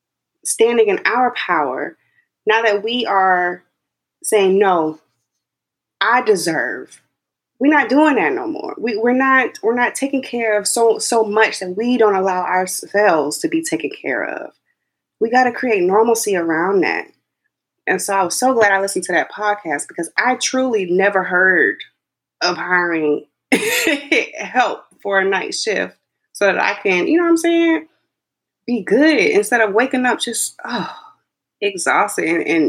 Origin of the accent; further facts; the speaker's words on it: Texas, United States; born there; So my mom, I was born in Texas, but my family's from South Carolina. And my dad was in the Air Force, which is why they had to move.